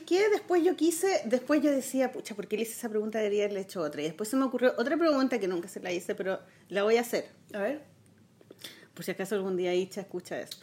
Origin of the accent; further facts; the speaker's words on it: Chile; soy chilena